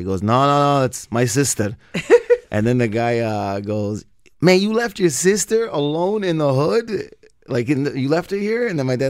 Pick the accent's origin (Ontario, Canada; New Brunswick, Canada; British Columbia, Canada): Ontario, Canada; Windsor; we grew up in Windsor